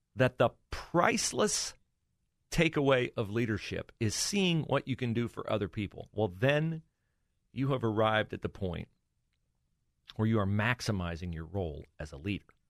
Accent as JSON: {"language": "English", "region": "Ohio", "country": "United States", "tie": "born or raised there", "said": "Mike DeWine represented uh, the district in which we lived in the uh, U.S. Congress"}